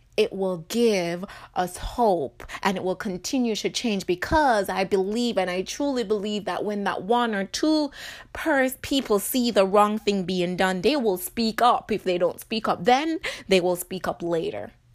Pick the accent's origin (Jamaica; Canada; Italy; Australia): Jamaica; now in United States; I live in America, but I was born in Jamaica